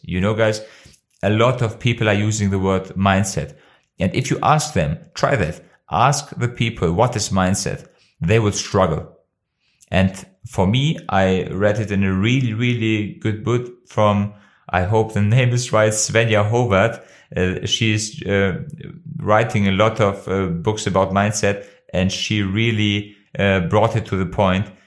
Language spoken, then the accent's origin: English; Kosovo; English is a second language; now in Germany; my home country, of Kosovo